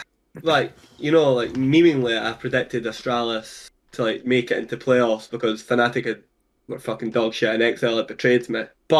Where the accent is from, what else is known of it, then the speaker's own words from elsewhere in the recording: Scotland, United Kingdom; I'm from Scotland